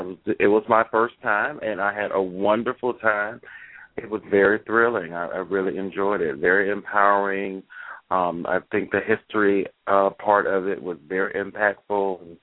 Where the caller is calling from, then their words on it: Daytona Beach, Florida, United States; Hey. Daytona.